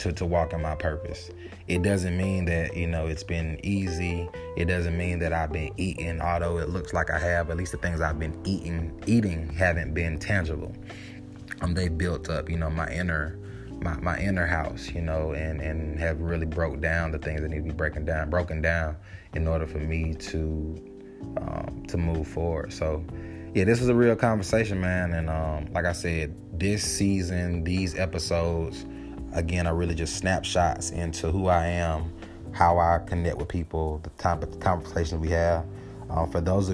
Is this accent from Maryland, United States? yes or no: no; Atlanta, Georgia, United States; me being born and raised in Atlanta